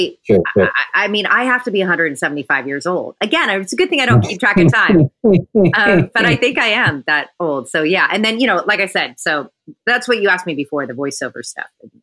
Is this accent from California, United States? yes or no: yes; San Francisco, California, United States; I'm a native San Franciscan